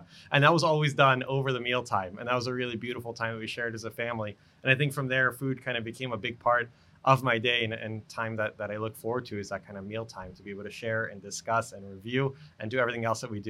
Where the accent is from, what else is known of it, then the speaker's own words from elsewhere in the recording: Baltimore, Maryland, United States; also born or lived in Israel; I was born in Israel, grew up, you know, there, then moved to Baltimore when I was a little kid.